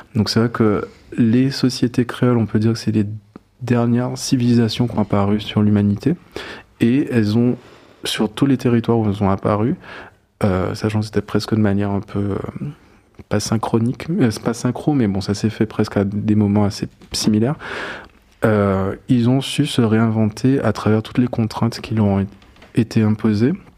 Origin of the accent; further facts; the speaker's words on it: Guadeloupe; moved away; also born or lived in Paris; je suis né à Paris, euh, mes parents ont vécu pendant 4 ans en France et je suis né sur la troisième année, et en gros on est retourné en Guadeloupe passer euh, passé mes